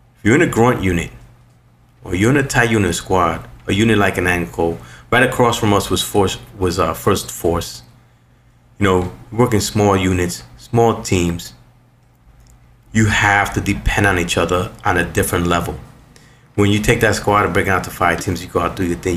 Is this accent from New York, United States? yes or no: yes; New York City, New York, United States; I was born and raised in New York City